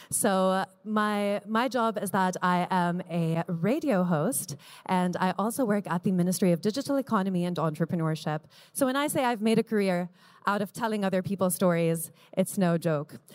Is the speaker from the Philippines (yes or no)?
no; Jordan; I am a woman from Jordan.